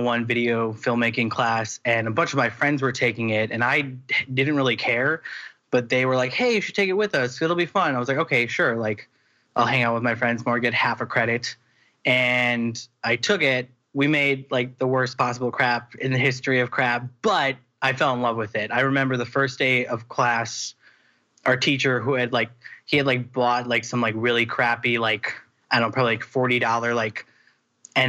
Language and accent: English; Wisconsin, United States; moved away as an adult; now in Los Angeles, United States; I went to college. I went to Marquette University in Wisconsin. We're both from Wisconsin.